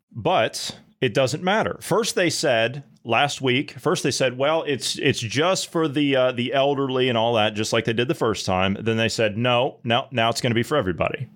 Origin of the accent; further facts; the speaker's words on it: United States; moved away; also born or lived in Europe; I, as an American citizen